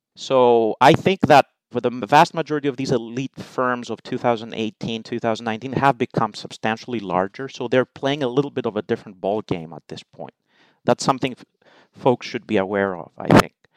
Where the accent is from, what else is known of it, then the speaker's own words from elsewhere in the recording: Greece; moved away as an adult; also born or lived in United Kingdom / United States; I am Greek, so I was born and raised in Greece